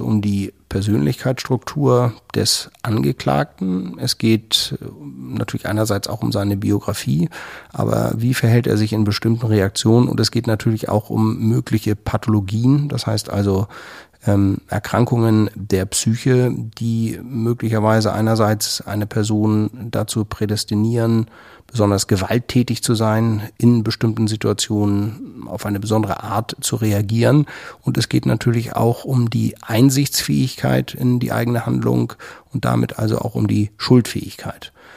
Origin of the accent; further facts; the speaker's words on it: Germany; bei uns in Deutschland